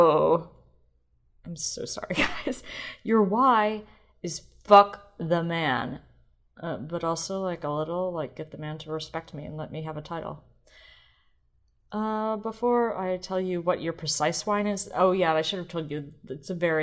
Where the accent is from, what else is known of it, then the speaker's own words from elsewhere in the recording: University City, Missouri, United States; the streets of University City, which is where I grew up in St. Louis